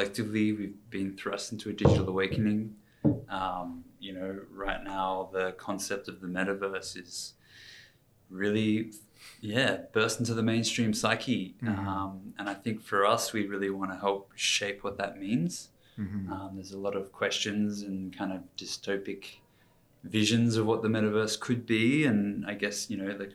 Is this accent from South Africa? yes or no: no; Canberra, Australian Capital Territory, Australia; moved away as an adult; also born or lived in United States; Born in the US, just popped out when my parents were living their training. But yeah, grew up in Canberra